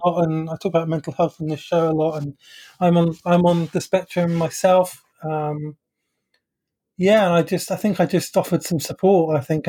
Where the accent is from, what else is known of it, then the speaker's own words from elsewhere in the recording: London, United Kingdom; I'm from London